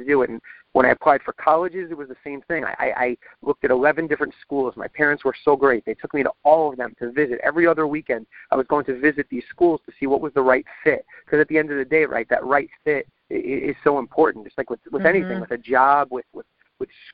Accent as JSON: {"language": "English", "area": "Long Island", "region": "New York", "country": "United States", "tie": "born or raised there", "said": "I grew up on Long Island."}